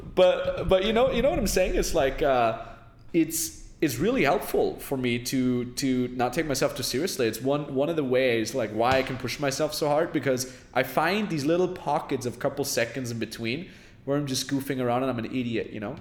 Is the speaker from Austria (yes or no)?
yes; Austria; my hometown in austria